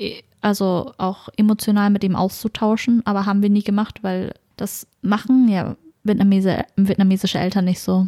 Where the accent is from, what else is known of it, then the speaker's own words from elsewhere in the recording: small town in Schleswig-Holstein, Germany; Also ich bin ja im Norden aufgewachsen, das ist eine sehr kleine Stadt